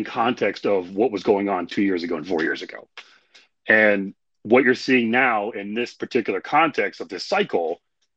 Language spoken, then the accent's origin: English; Indiana, United States; I grew up in Indiana. You know, in the Midwest, we tend to prefer, you know, genuine people